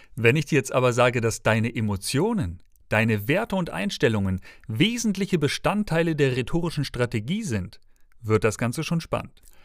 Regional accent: Schleswig-Holstein, Germany; now in Dresden, Germany; aufgewachsen im Bundesland des frischen Fisches in Schleswig-Holstein

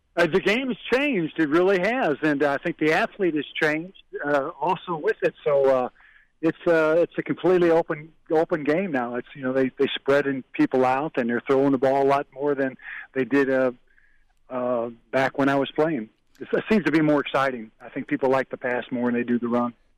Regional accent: Illinois, United States; moved away; I'm from Illinois.

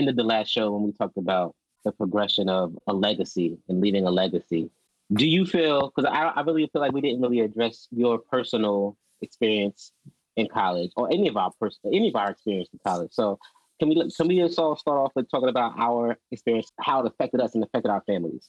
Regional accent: Georgia, United States; I always felt like I wasn't the typical Black person that I saw growing up

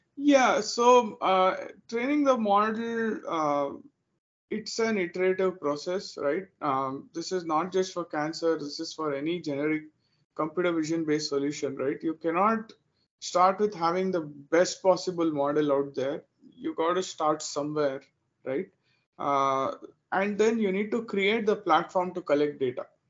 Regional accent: Bangalore, Karnataka, India; moved away as an adult; now in Dallas, United States; I'm originally from India. I was born and raised in uh, Bangalore in India

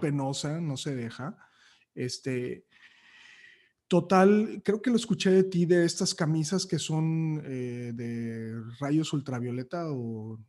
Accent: Matamoros, Tamaulipas, Mexico; soy de Matamoros

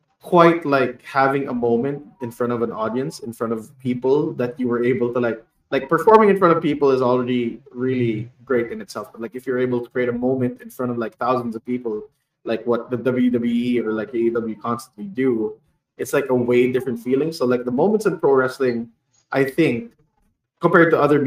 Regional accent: Bacolod, Western Visayas, Philippines; I am from Bacolod, so it's a place of like where haciendas are

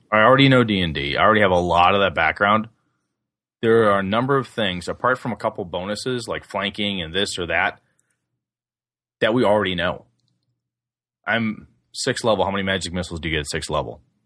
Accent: D.C. Everest area, Wisconsin, United States; Evercon is that little, uh, game convention up in my hometown for the D C Everest Game Club

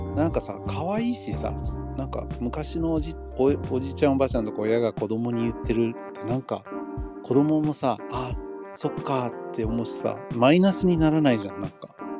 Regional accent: Los Angeles, California, United States; now in Japan; ロサンゼルスとかニューヨークに育ってる生まれ育った人たち

